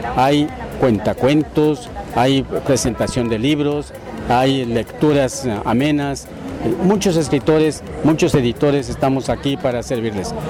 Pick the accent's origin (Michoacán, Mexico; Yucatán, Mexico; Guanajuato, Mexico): Yucatán, Mexico; Valladolid; also born or lived in Ciudad Guzmán, Jalisco / Mérida, Yucatán; soy de Valladolid, Yucatán